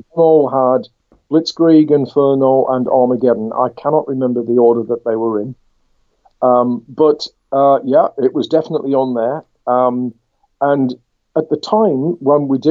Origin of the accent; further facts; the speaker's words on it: Durham, North East England, United Kingdom; also born or lived in Leicester / Washington; I returned from Leicester back up to my native northeast, because I'm a Durham lad. I was from Durham City.